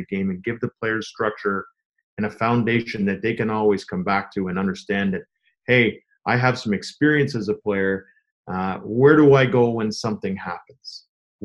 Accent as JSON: {"language": "English", "town": "Toronto", "region": "Ontario", "country": "Canada", "tie": "born or raised there", "said": "growing up in Toronto"}